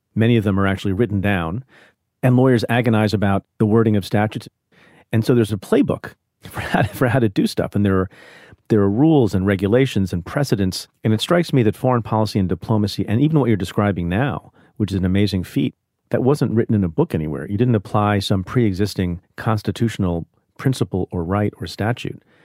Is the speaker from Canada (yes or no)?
no; India; now in United States; I was born in India.